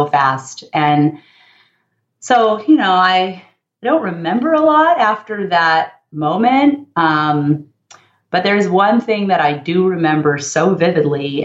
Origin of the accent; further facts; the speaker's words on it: Los Angeles, California, United States; I grew up in the San Fernando Valley, part of Los Angeles